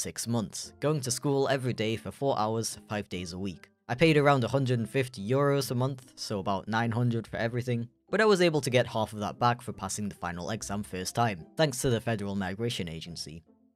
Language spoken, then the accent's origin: English; United Kingdom; how I learned the German language as a Brit